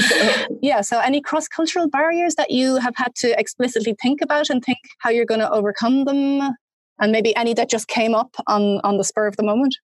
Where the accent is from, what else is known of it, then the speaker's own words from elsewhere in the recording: Ireland; also born or lived in Germany; as an Irish person